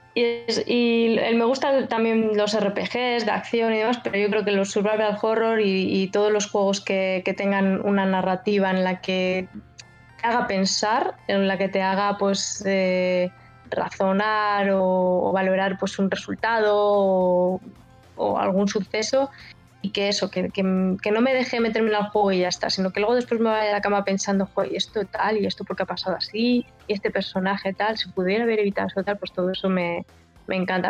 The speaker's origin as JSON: {"language": "Spanish", "region": "Basque Country", "country": "Spain", "tie": "born or raised there", "said": "Yo, nací en el País Vasco"}